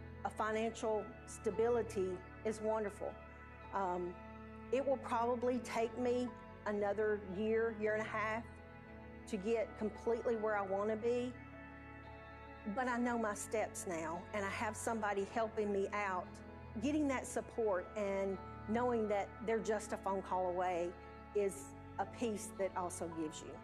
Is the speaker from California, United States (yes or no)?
no; Mount Pleasant, Tennessee, United States; also born or lived in Hampshire, Tennessee; now in Columbia, United States; I'm originally from Mount Pleasant, just moved from Hampshire about a year and a half ago to Columbia, Tennessee.